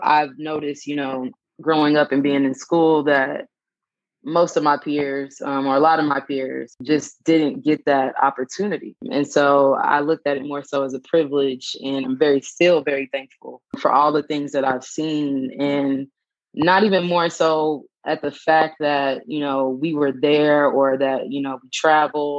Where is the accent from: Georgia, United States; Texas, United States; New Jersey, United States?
Texas, United States; Dallas; also born or lived in Austin, Texas; I'm from Dallas, born and raised, went to school in Austin at UT, graduated in 2015, moved back to Dallas, and currently reside here.